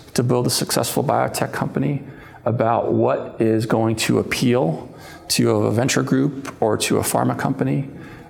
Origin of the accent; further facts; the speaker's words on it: Long Island, New York, United States; moved away as an adult; also born or lived in Europe; I'm from Long Island. I probably didn't mention that. So this is an 11-year homecoming